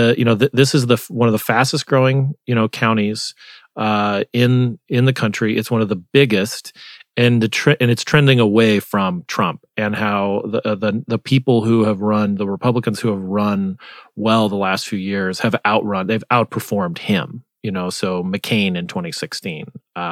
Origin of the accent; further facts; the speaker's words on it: Arizona, United States; My home state